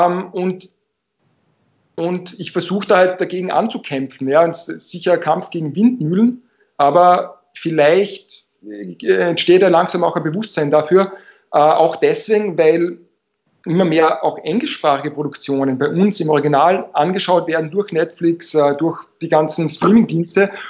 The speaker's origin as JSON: {"language": "German", "region": "Vienna", "country": "Austria", "said": "ein hessischer Akzent oder ein schwäbischer Akzent ist mir als Wiener genauso fremd wie im Hamburger jetzt jemand aus Salzburg."}